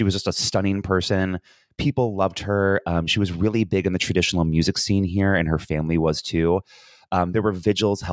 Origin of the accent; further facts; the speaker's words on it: United States; now in Ireland; as an American